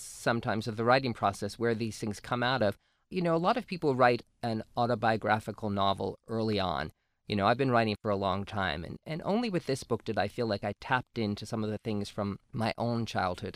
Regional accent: New Jersey, United States; I grew up in New Jersey and grew up in sort of a working class Italian Polish family

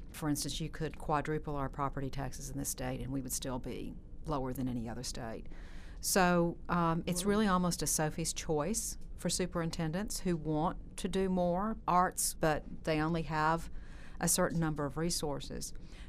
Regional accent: Texas, United States; now in Alabama, United States; I didn't grow up in Alabama. I grew up in Texas.

